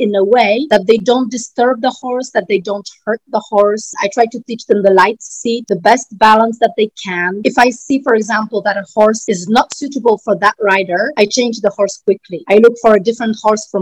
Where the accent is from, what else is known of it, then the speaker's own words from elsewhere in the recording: Poland; I'm from Poland.